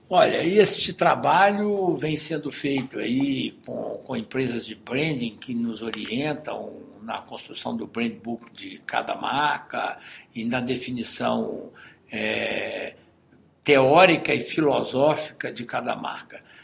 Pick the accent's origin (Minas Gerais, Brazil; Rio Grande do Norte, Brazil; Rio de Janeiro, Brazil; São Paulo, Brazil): Minas Gerais, Brazil; Nós somos mineiros